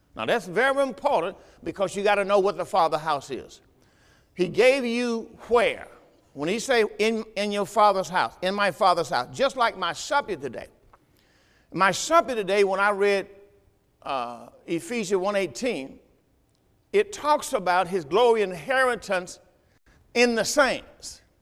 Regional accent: the South, United States; I'm from the South

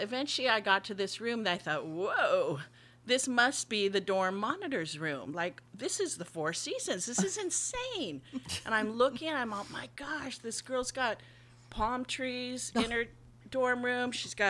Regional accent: Japan; also born or lived in Hawaii, United States; I'm from Hawaii. She was from Hawaii. I grew up in Japan.

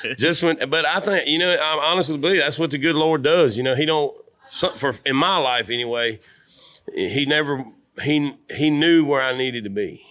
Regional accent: Louisiana, United States; I'm from Lu, Louisiana, the real L

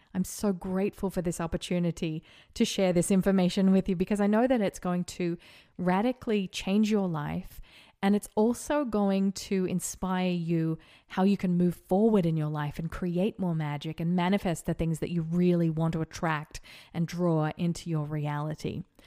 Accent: Australia; now in Las Vegas, United States; I'm also an Australian living in Las Vegas

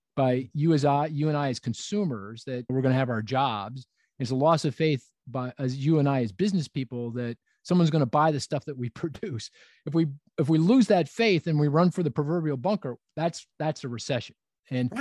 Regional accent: Philadelphia, Pennsylvania, United States; my hometown of Philadelphia

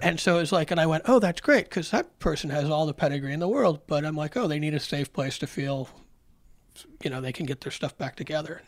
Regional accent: Rochester, New York, United States; I grew up in Rochester when we were the farm system of the Orioles

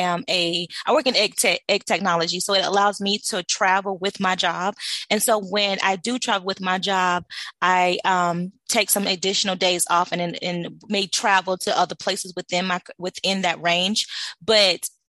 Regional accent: White Springs, Florida, United States; I'm originally from, born and raised in Florida. So I'm from a little small town called White Springs.

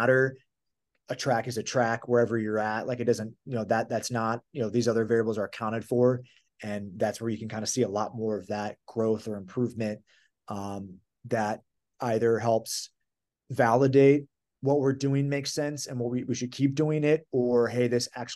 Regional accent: Midwest, United States; I'm from the Midwest

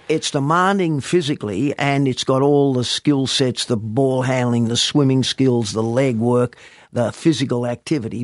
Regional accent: East Fremantle, Western Australia, Australia; I was born and bred in East Fremantle

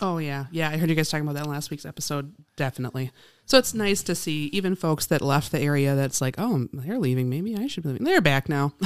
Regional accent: Appleton, Wisconsin, United States; I grew up in Appleton

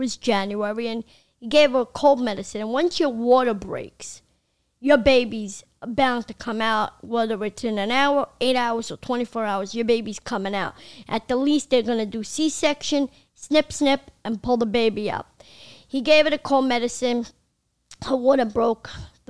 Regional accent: Brooklyn, New York, United States; I needed a co-writer because I'm an illiterate from Brooklyn.

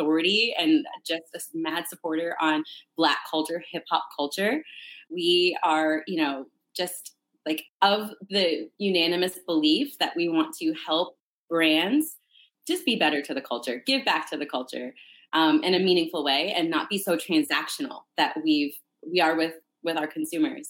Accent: Canada; moved away as an adult; also born or lived in Northern Toronto; now in United States; I'm originally from Canada. I moved here to go to university

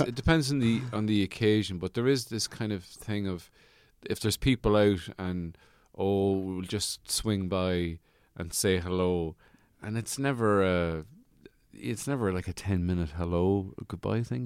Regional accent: Birr, County Offaly, Leinster, Ireland; my hometown in Borough, County Offaly

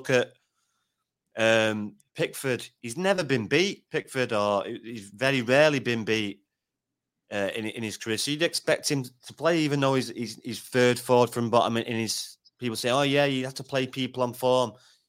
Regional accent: Wales, United Kingdom; we're all Welsh.

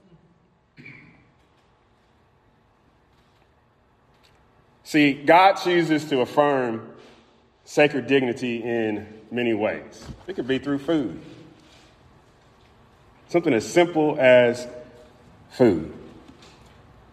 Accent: Louisville, Kentucky, United States; I was born in Louisville, Kentucky.

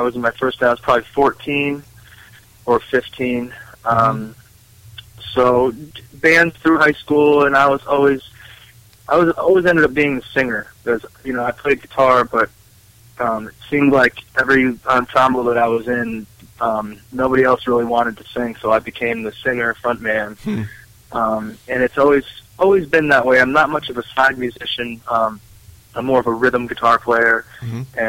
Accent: Western Massachusetts, United States; moved away as an adult; I'm from Western Massachusetts, from the country, you know, dirt roads, wide open country, not much going on. That was where I started

